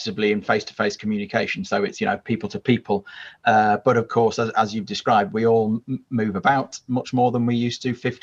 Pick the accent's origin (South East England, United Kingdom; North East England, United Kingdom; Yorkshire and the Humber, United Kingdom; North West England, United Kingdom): Yorkshire and the Humber, United Kingdom; moved away; also born or lived in Midlands; growing up where I grew up in Yorkshire and then later in the Midlands